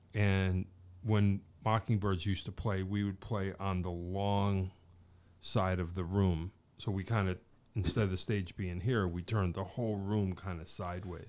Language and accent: English; Wallingford, Connecticut, United States; also born or lived in Pittsburgh; growing up in Wallingford